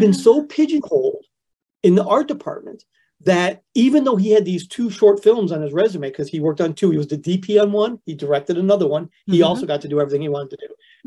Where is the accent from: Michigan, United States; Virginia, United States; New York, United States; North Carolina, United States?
Michigan, United States; Flint; moved away as an adult; I grew up in Flint, Michigan, which is like the rustiest of the Rust Belt cities